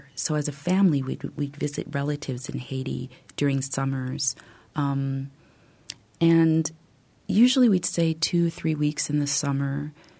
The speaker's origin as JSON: {"language": "English", "country": "Canada", "tie": "born or raised there", "also_born_or_lived": "United States / Paris, France", "said": "I grew up largely in Canada and the U.S. I was born in Paris."}